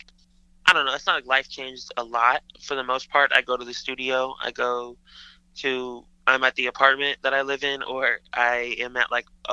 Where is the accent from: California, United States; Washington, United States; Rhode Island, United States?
Washington, United States; Seattle; born or raised there